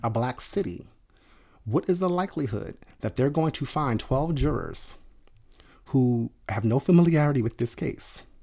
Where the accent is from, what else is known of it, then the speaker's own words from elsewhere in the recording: outside of Atlantic City, New Jersey, United States; I grew up outside of Atlantic City